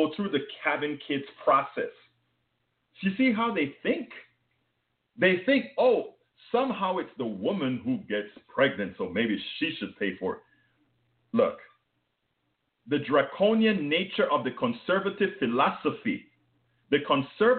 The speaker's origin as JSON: {"language": "English", "country": "Panama", "accent": "foreign", "moved": "yes", "lives_now": "United States", "said": "When I came to the States from Panama"}